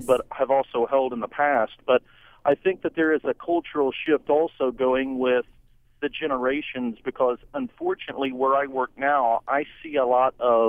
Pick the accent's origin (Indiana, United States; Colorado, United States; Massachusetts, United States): Indiana, United States; I grew up in Indiana